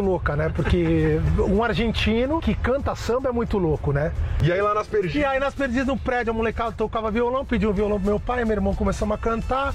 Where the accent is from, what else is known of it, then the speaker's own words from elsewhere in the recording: São Paulo, Brazil; also born or lived in Rio de Janeiro; Nasci aqui em São Paulo, tive um breve período no Rio de Janeiro